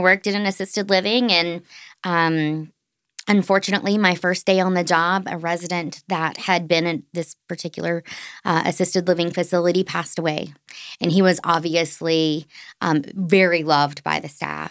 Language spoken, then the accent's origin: English; Orangeburg, South Carolina, United States; as I grew up in Orangeburg, South Carolina